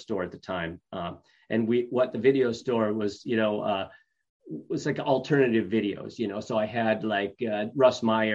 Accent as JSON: {"language": "English", "region": "upstate New York", "country": "United States", "also_born_or_lived": "Binghamton", "moved": "yes", "said": "I'm from New York, upstate New York"}